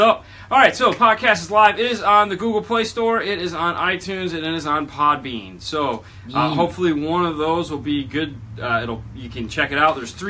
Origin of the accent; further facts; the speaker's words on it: California, United States; He's from Ohio, I'm from California.